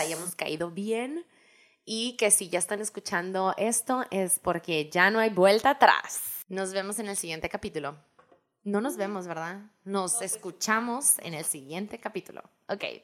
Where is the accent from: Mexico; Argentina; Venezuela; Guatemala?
Mexico; Hermosillo, Sonora; moved away as an adult; also born or lived in New York, United States; now in Phoenix, United States; nacida y crecida en Hermosillo, Sonora.